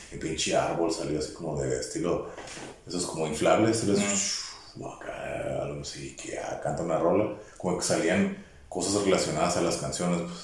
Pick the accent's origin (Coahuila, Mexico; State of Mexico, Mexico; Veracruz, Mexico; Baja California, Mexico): Baja California, Mexico; Yo vengo de México. De Mexicali. Pero no, de Tijuana.